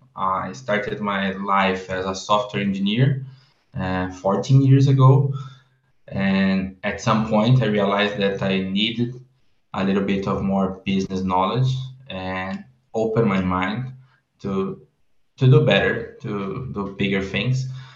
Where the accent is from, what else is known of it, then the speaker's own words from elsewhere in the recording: Brazil; also born or lived in Barcelona, Spain; As you know, I'm from Brazil, so I'm back after the MBA. I'm in São Paulo right now.